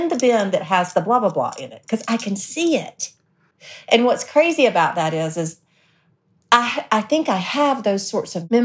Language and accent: English; South Alabama, United States; we grew up in South Alabama